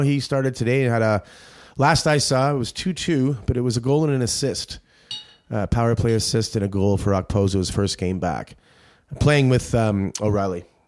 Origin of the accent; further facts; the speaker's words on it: Ireland; As an Irishman here